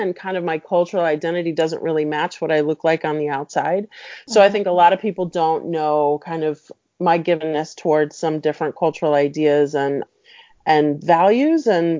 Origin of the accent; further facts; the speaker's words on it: Mexico City, Mexico; also born or lived in Puerto Rico / New York; And then we went to Mexico, and I really consider Mexico City to be my home